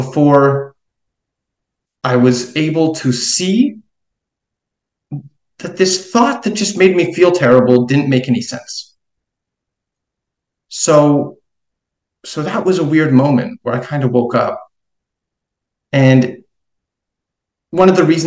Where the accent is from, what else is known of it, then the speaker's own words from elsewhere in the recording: Montreal, Quebec, Canada; also born or lived in New York City; I'm actually from Montreal in Quebec.